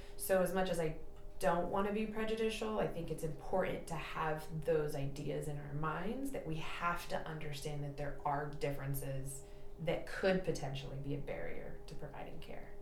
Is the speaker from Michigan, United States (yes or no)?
no; San Jose, California, United States; now in Napa, United States; I did not grow up here. I'm from the South Bay, um, like San Jose area.